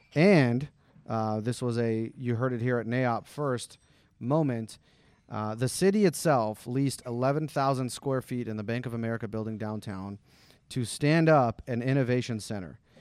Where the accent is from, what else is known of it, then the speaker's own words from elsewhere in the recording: Henderson, Nevada, United States; also born or lived in Summerlin, Nevada; I grew up in Green Valley